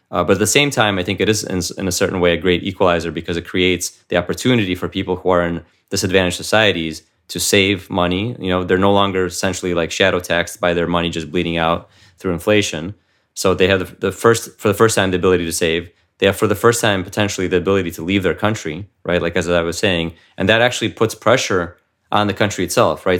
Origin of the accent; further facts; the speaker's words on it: United States; also born or lived in Ukraine; I came here, uh, to the United States when I was seven, uh, with my family.